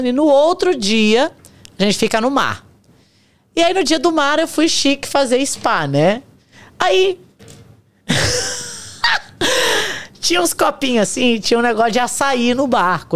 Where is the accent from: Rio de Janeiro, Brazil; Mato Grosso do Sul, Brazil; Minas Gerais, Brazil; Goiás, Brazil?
Rio de Janeiro, Brazil; São Gonçalo; now in United States; Nós viemos de São Gonçalo